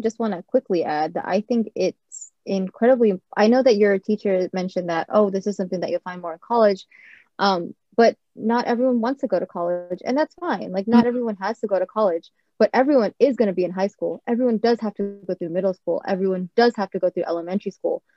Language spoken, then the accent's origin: English; California, United States; also born or lived in Japan; I was born in Japan, but I always grew up in California